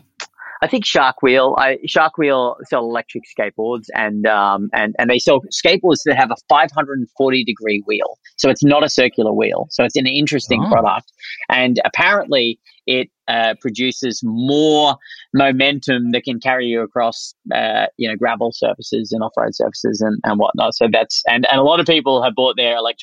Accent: Australia; moved away as an adult; now in United States; I'm an Aussie founder here for, you know, in the US

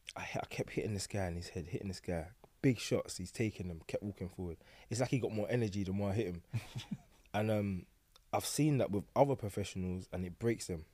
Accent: London, United Kingdom; I grew up on Forest Gate, Stratford

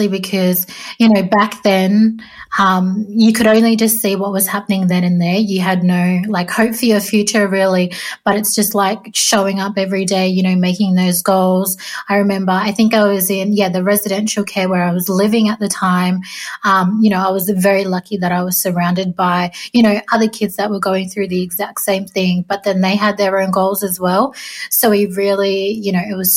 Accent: Sydney, New South Wales, Australia; also born or lived in southeast Queensland; I'm a proud Jarrawal Waka Waka and Willy Willy woman from southeast Queensland, and I grew up in Western Sydney down on Dari country

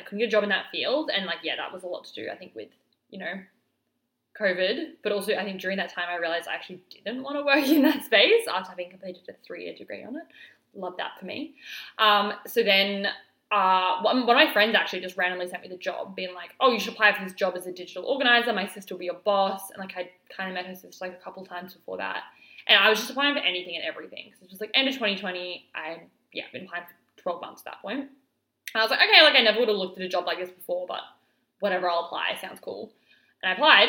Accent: Alice Springs, Northern Territory, Australia; moved away; I actually moved back to my hometown of Alice Springs at the end of 2020 for a couple of months

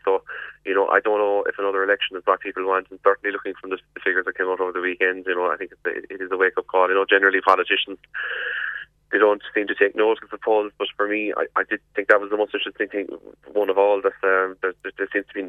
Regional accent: Youghal, Munster, Ireland; Yall as well, which is my hometown

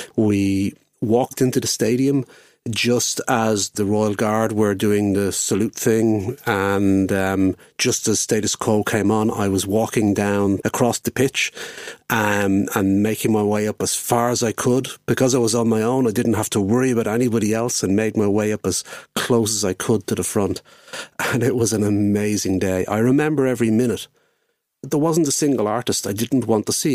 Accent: Dublin, Leinster, Ireland; I'm from Dublin and was, of course, living in Dublin at the time

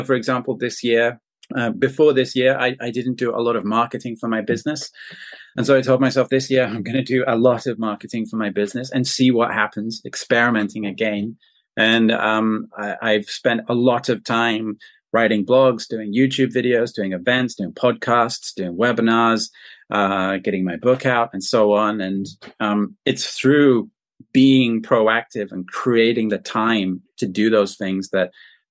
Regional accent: south of England, United Kingdom; moved away as an adult; now in China; I'm British and I'm from the south of England

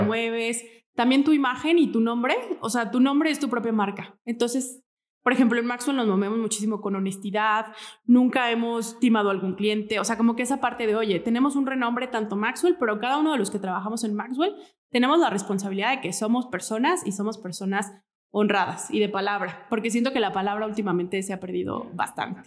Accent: Morelia, Michoacán, Mexico; Yo soy de aquí, de Morelia, born and raised

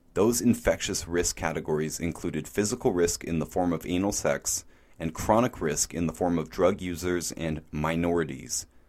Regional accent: Canada; My home country of Canada

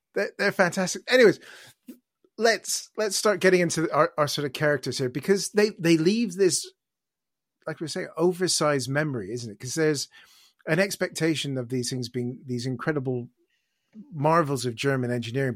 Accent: Canada; now in United Kingdom; As a Canadian who's lived here for more than he's ever lived in Canada

